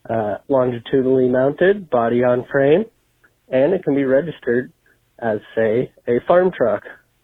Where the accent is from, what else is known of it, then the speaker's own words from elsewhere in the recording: Nebraska, United States; I am from Nebraska, only on episode 126.